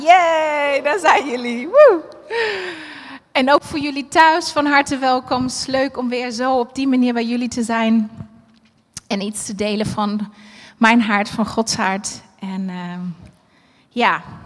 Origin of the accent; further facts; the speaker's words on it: Berlin, Germany; moved away; Ik ben eh, geboren en opgegroeid in Berlijn